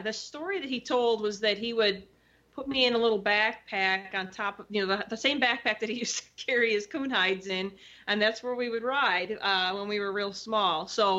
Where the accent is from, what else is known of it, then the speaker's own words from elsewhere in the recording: Elkhorn, Wisconsin, United States; now in Edgerton, United States; So I'm from southeastern Wisconsin. I grew up in Elkhorn, Wisconsin